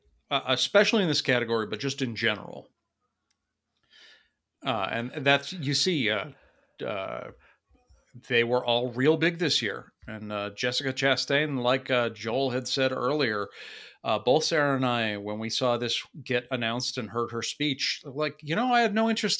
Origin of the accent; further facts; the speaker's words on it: Ireland; I am Irish, but that movie looks dull as shit.